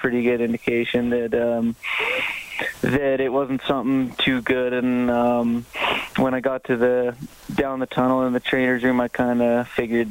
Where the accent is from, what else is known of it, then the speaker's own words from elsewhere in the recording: Canmore, Alberta, Canada; I grew up in Canmore.